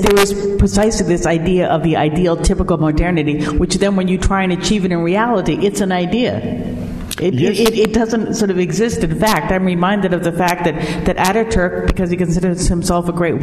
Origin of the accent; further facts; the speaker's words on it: United States; I say this as an American